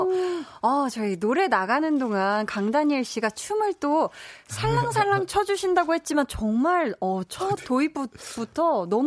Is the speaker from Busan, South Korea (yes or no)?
no; Seoul, South Korea; 제가 서울 사람인데